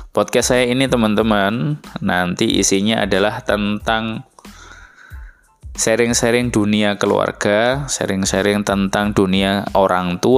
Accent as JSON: {"language": "Indonesian", "town": "Surabaya", "region": "East Java", "country": "Indonesia", "said": "Jadi saya dari Surabaya"}